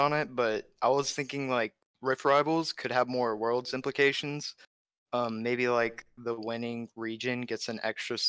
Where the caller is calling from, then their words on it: Arkansas, United States; I'm from Central Arkansas.